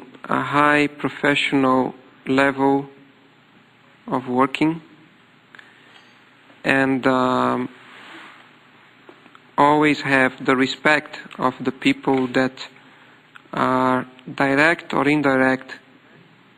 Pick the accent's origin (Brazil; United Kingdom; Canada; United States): Brazil; English is a second language; I am Latin American, completely away from Japan, opposite. When Japan is midnight, Brazil is midday